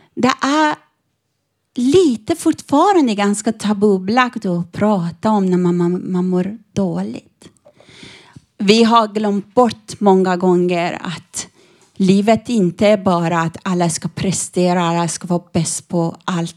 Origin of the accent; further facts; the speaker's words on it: northern Iran, Iran; Swedish is a second language; also born or lived in Norrland, Sweden; now in Sweden; Jag kommer från Iran, från barnäktenskap